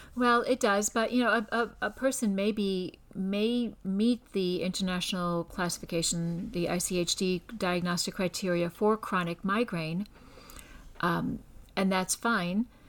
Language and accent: English; Scranton, Pennsylvania, United States; also born or lived in Georgetown / Baltimore; now in Houston, United States; I'm originally from Scranton, Pennsylvania